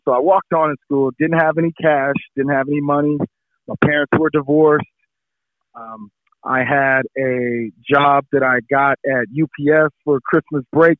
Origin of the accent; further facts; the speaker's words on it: San Diego, California, United States; also born or lived in Washington D.C.; I grew up in San Diego